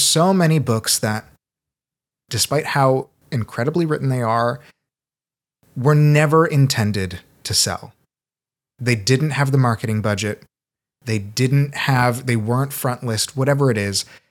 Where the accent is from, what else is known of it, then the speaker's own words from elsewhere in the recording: Seattle, Washington, United States; also born or lived in Brazil; I was born in Brazil. I grew up in Seattle a lot